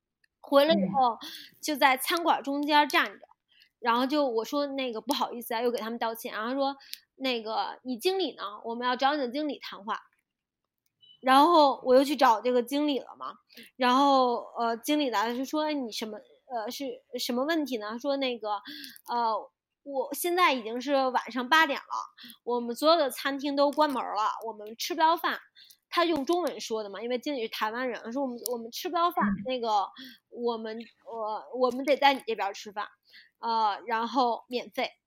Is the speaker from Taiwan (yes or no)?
no; China; moved away as an adult; also born or lived in Cairns, Australia; now in Australia; 我自己就是中国人，我的家人都是中国人，我的很多朋友都在中国